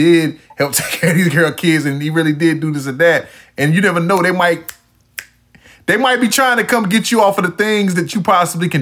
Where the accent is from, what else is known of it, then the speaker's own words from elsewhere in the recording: Wilson, North Carolina, United States; also born or lived in Texas; We all are kin to each other in Wilson